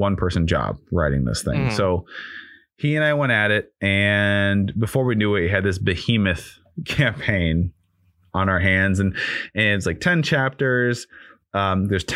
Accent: Chicago, Illinois, United States; moved away; And we're both originally from Chicago. I don't live there anymore, but we're both originally from Chicago.

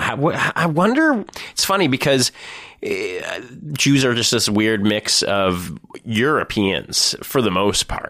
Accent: Thornhill, Ontario, Canada; I'm a Jew from Thornhill.

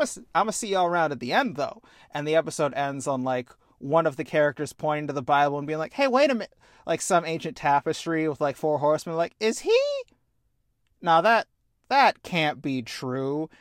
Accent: Midwest, United States; I'm from the Midwest

